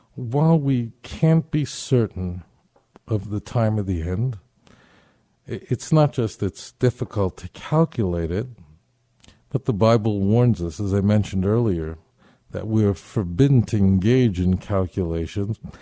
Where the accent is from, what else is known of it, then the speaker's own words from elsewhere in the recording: New York City, New York, United States; when I was a little boy growing up in Brooklyn